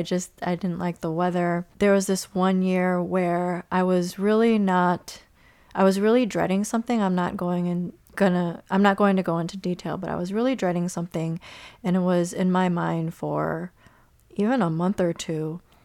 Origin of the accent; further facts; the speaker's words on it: Chicago, Illinois, United States; growing up in Chicago